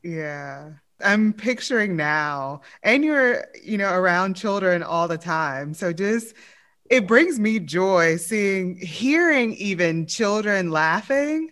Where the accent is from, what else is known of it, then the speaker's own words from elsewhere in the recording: Louisiana, United States; I'm from Louisiana